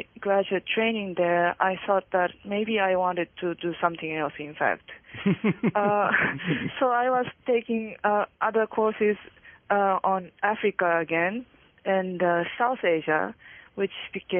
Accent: Japan; moved away as an adult; also born or lived in England; I was born and raised in Japan, and I went to a university in Tokyo.

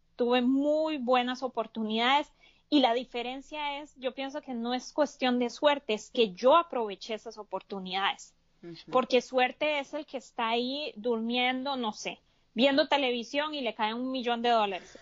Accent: Costa Rica; now in United States; yo soy de Costa Rica, vivo en Estados Unidos

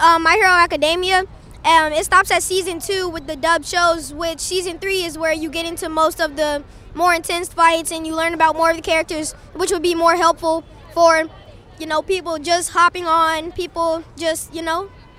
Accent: Birmingham, Alabama, United States; I am from Alabama, Birmingham, Alabama.

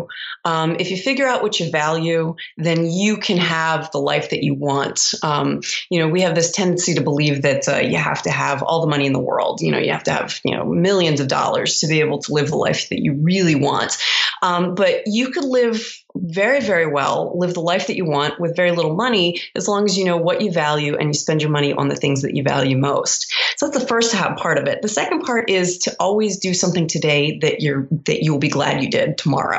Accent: Baltimore, Maryland, United States; moved away as an adult; also born or lived in Columbus, Ohio; I'm originally from Baltimore, Maryland

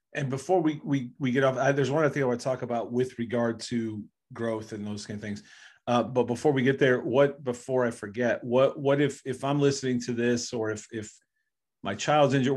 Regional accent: Bedford, Ohio, United States; I grew up in Bedford

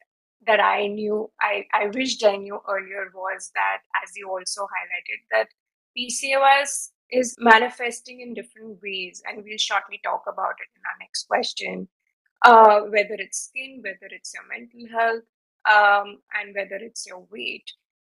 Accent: India; And being Indian, dairy is part of our, it has been part of our lives.

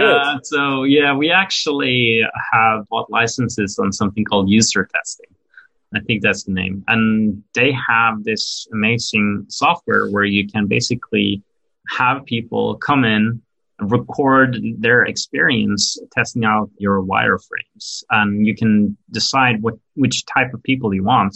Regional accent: Norway; moved away as an adult; also born or lived in Brooklyn, New York; now in New York, United States; I'm actually, you know, born and raised in Norway in Europe

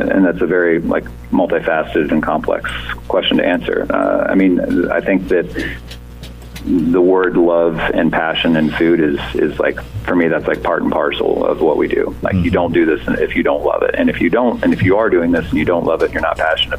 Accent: Dayton, Ohio, United States; I'm from Dayton originally. I grew up in Dayton

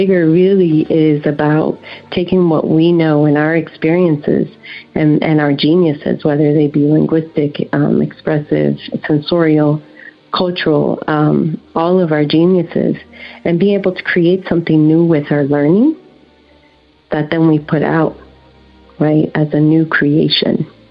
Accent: Brazil; also born or lived in Puerto Rico / Netherlands; now in United States; I'm originally from Brazil, and I came to this country when I was 15, and I came by way of Puerto Rico and the Netherlands

